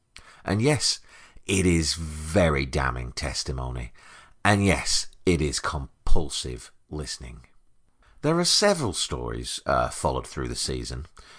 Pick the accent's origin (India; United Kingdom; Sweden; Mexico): United Kingdom; now in United States; I'm a British American, an immigrant by fate and choice. I've always felt very at home here.